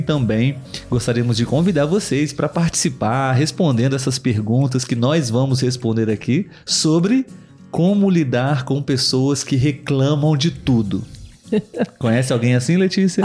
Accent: Brazil; Somos brasileiros

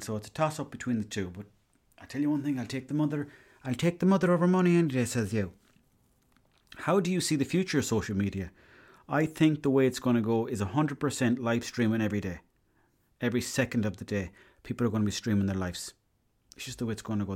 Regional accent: Ireland; I was from Ireland

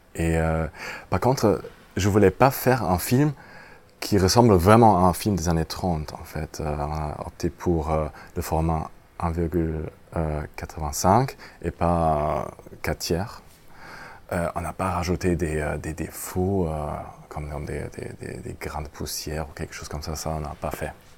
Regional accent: Germany; French is a second language; pour moi, en tant qu'Allemand

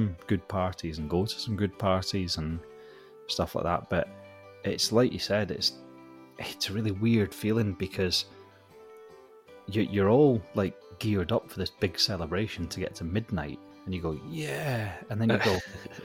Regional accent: Scotland, United Kingdom; with me being Scottish, we tend to put the Hogmanay Live on

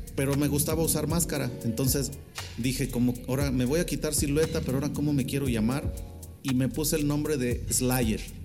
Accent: San Luis Potosí, Mexico; also born or lived in Mexico City; soy orgullosamente potosino

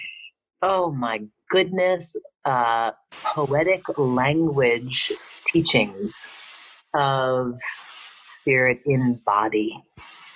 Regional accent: New York, United States; I'm from New York

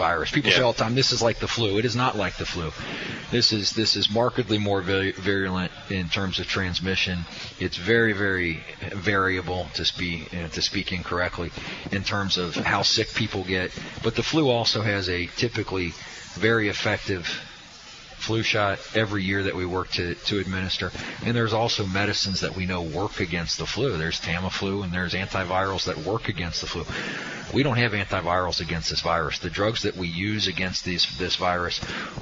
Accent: Delhi Township, Ohio, United States; a kid who grew up in Delhi who really loves high school sports

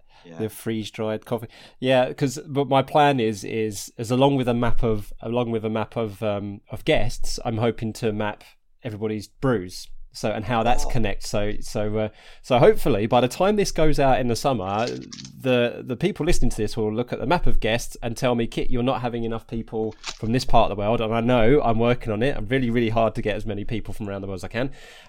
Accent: Harlow, East of England, United Kingdom; I'm originally from Harlow in Essex, and we've just got, Stansted Airport up the road.

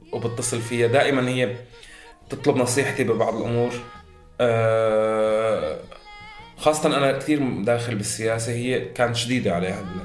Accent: Syria; moved away as an adult; also born or lived in Beirut, Lebanon; now in Germany

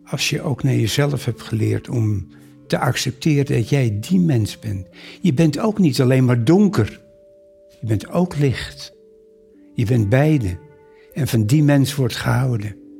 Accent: Amsterdam, North Holland, Netherlands; Ik kom uit Amsterdam. Wij woonden in de Bosse Lommer

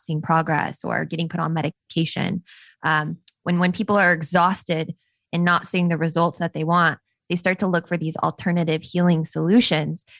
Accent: Las Vegas, Nevada, United States; I grew up in Las Vegas

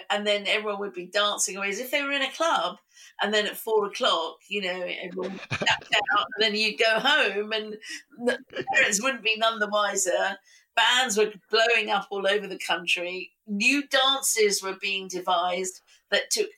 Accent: United Kingdom; being British and Indian

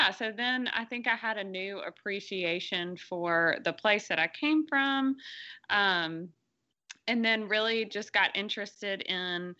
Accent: Clarksdale, Mississippi, United States; I grew up here in Clarksdale and, you know, was the daughter of a farmer.

